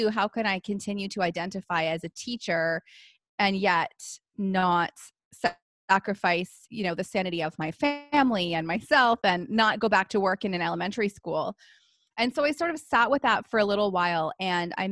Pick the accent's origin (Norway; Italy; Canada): Canada; I am a Canadian military wife and I'm a mom of two little boys